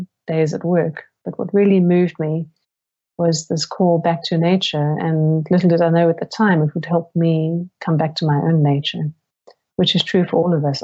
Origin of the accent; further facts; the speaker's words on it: Cape Town, Western Cape, South Africa; moved away as an adult; also born or lived in Silicon Valley, United States / Seattle, United States; I grew up in South Africa.